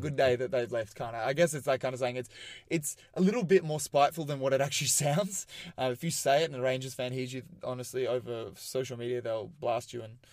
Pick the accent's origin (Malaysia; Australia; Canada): Australia; Melbourne, Victoria; growing up in Australia, like, we've... Aussie rules is the big game